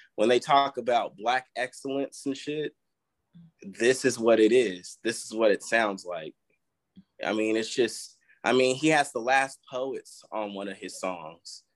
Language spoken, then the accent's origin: English; Vallejo, California, United States; moved away; I'm from the Bay